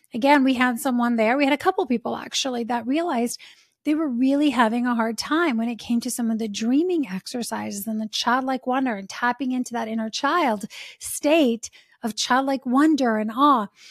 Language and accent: English; Italy; now in United States; Like, we're from Italy, right? And now we've been in the States for many, many years.